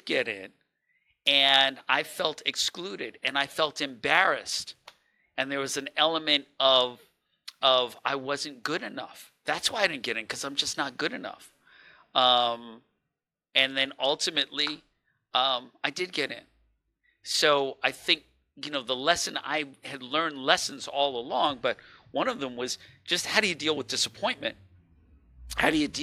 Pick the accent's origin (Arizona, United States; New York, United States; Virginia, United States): New York, United States; New York City; I was born in East Elmhurst, New York, and making that trek into Manhattan every day